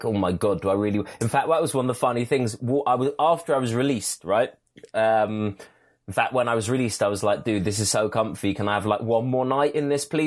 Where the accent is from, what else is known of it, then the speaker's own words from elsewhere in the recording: England, United Kingdom; I'm an Englishman